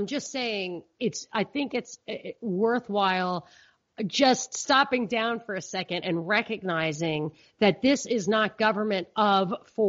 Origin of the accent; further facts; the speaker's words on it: New York, United States; also born or lived in Georgia / Texas; places where I've lived and as a New Yorker was in the beginning like amazed that everybody isn't a Democrat.